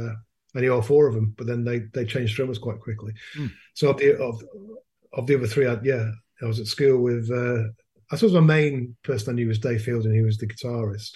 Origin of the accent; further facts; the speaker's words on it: Manchester, North West England, United Kingdom; moved away as an adult; also born or lived in Leeds; I was born in Leeds. And my parents moved to Manchester when I was about three